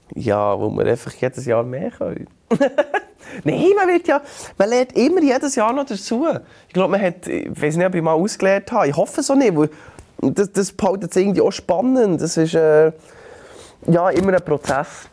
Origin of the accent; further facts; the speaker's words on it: Bern, Switzerland; bei uns in Bern